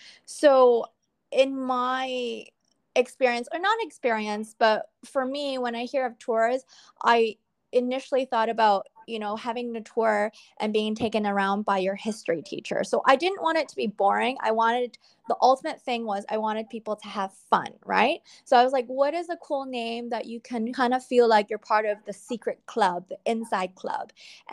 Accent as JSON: {"language": "English", "town": "Vancouver", "region": "British Columbia", "country": "Canada", "tie": "born or raised there", "said": "I'm actually born and raised in Vancouver, BC. So I'm Canadian-born Chinese, a CBC, so they call me."}